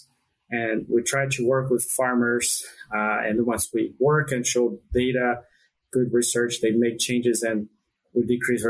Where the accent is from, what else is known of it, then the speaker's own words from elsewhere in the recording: Brazil; moved away as an adult; now in United States; I'm from Brazil, and I did my vet school training in Brazil. I moved to the U.S. in 2007